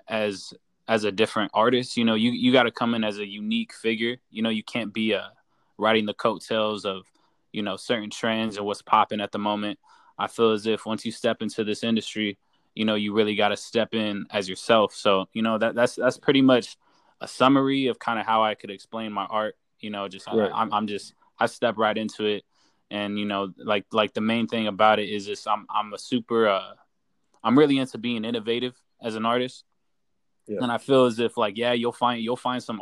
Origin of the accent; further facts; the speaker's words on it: Inland Empire, Southern California, United States; I'm from Southern California. from the IE